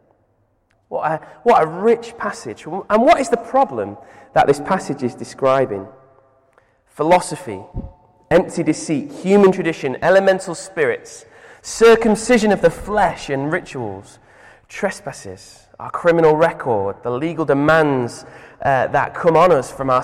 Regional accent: Manchester, North West England, United Kingdom; I'm from Manchester, and my dad is a boxing referee.

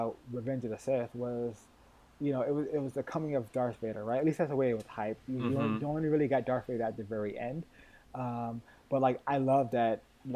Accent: Connecticut, United States; I grew up in Connecticut

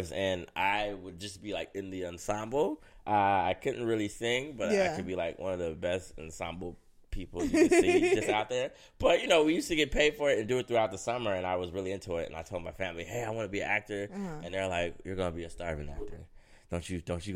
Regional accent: Seattle, Washington, United States; I am from Seattle, Washington, born and raised.

